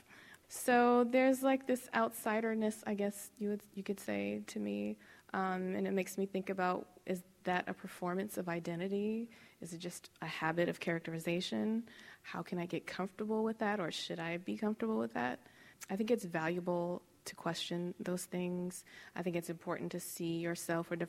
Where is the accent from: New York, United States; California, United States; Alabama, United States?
California, United States; Los Angeles; growing up in Los Angeles